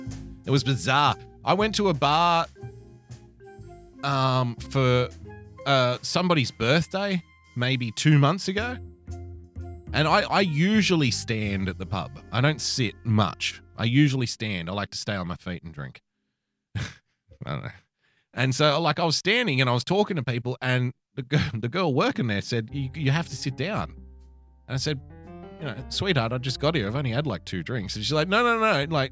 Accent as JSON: {"language": "English", "region": "New South Wales", "country": "Australia", "said": "my state, my home state of New South Wales."}